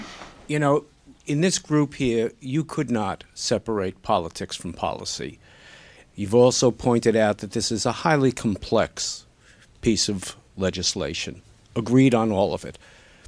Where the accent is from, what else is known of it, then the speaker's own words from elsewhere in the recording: New York, United States; I am a New Yorker, and no market works there except Wall Street in my world.